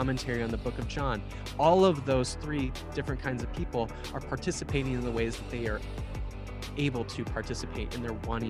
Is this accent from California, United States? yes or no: no; Minnesota, United States; I'm probably Minnesotan.